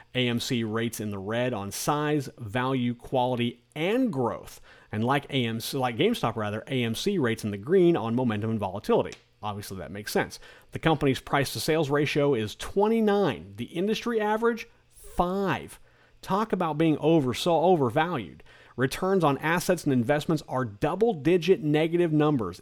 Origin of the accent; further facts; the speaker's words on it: Kansas, United States; also born or lived in South Carolina; now in South Florida, United States; our oldest son decided to move back to our home state of Kansas